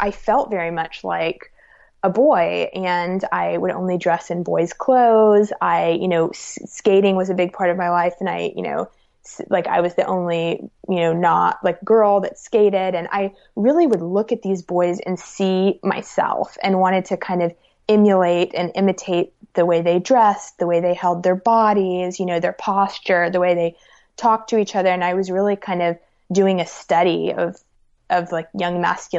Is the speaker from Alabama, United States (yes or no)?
yes; Alabama, United States; because, you know, growing up in Alabama, I was really taken with boyhood.